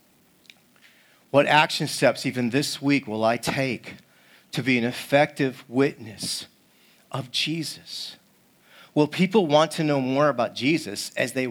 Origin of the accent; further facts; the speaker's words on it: East Coast, United States; now in Seattle, United States; I'm from the East Coast